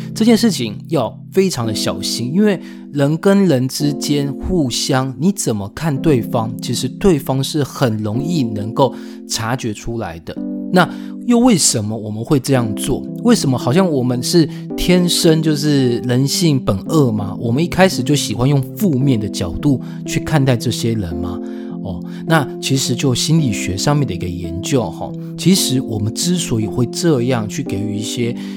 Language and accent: Chinese; Taiwan; 我是台湾人，我不是当地人